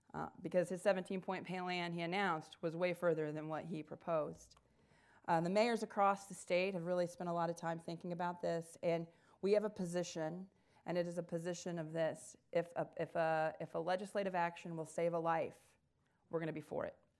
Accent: Indiana, United States; now in Dayton, United States; I'm originally from Indiana

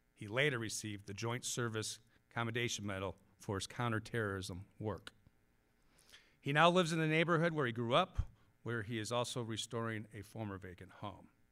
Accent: Mishawaka, Indiana, United States; now in Parma, United States; I grew up in Mishawaka, which is just next door to South Bend.

